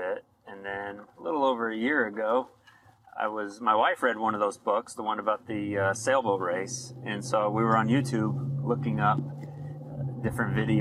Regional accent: Middletown, Rhode Island, United States; moved away as an adult; also born or lived in Ohio; now in Farmington, United States; growing up in Rhode Island, growing up on the ocean

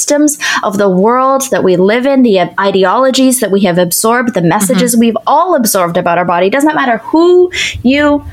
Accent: Canada; also born or lived in Ottawa; So I'm Canadian. I lived in Ottawa.

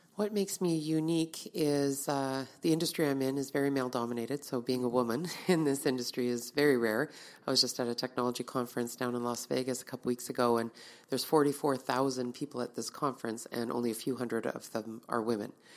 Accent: Winnipeg, Manitoba, Canada; I grew up in Winnipeg, born and raised in Winnipeg

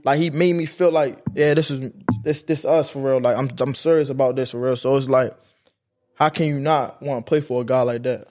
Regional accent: Baltimore, Maryland, United States; I'm coming from West Baltimore

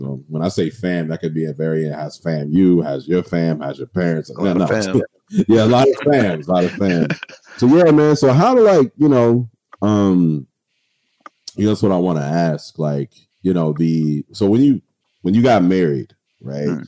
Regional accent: Waldorf, Maryland, United States; I'm from Charles County. I'm from Waldorf

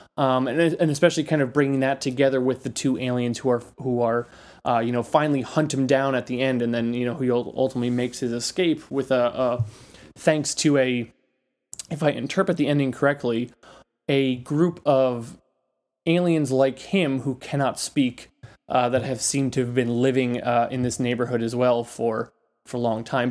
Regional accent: New York City, New York, United States; I am a New Yorker

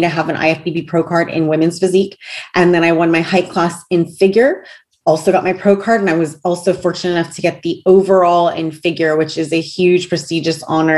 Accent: United States; I'm an American

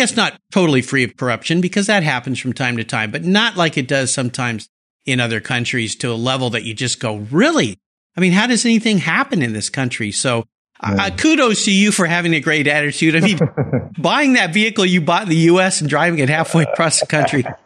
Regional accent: Southern California, United States; I used to ride skateboards as a kid growing up in Southern California

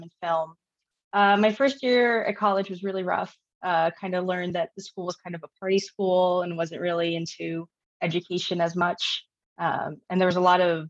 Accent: New Jersey, United States; moved away as an adult; also born or lived in San Diego; now in Oregon, United States; I'm originally from New Jersey, but currently living in Oregon

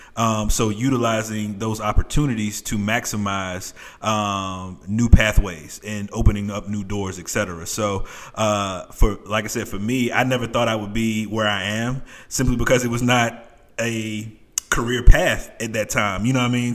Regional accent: New York City, New York, United States; I'm from New York City

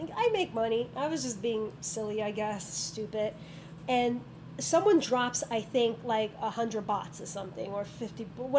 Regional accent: New York, United States; But I think it's already embedded in me as a New Yorker.

